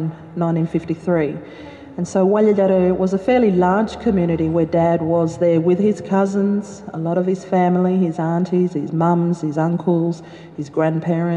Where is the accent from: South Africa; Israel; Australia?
Australia; far north South Australia; I come from South Australia in the far north on what's called the Yarrnungal, Bidjandjara and Yangundjara lands